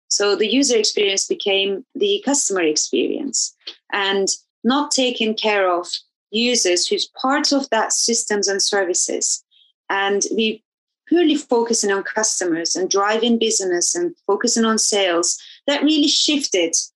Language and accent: English; Turkey; now in London, United Kingdom; I grew up in in Turkey